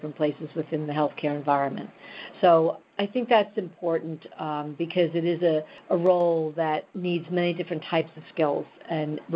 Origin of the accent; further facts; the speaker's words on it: New York, United States; I'm a New Yorker, you know, a lifelong New Yorker